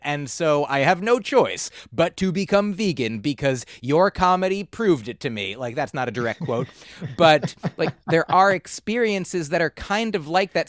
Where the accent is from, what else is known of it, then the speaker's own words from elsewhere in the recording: New Jersey, United States; also born or lived in Boston; I grew up in New Jersey